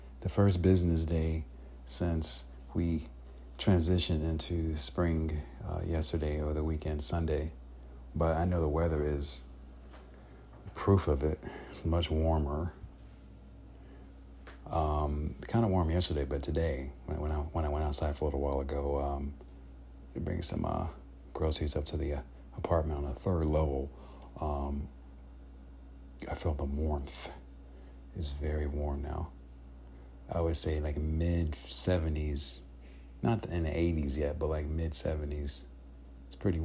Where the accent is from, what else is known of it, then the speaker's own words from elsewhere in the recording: Chicago, Illinois, United States; now in California, United States; My family member and I, we were from Illinois, Chicago, Illinois